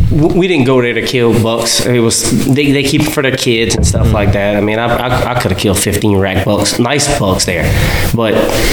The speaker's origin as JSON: {"language": "English", "region": "South Louisiana", "country": "United States", "said": "I was from South Louisiana."}